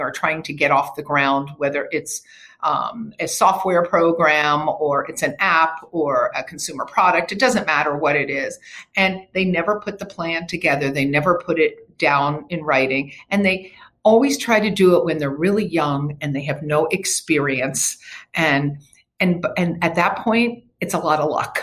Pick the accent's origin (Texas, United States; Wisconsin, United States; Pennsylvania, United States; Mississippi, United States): Pennsylvania, United States; Havertown; moved away as an adult; now in California, United States; I grew up in Philadelphia, in a town called Havertown, in the suburbs. And I moved to California when I was I was 23 years old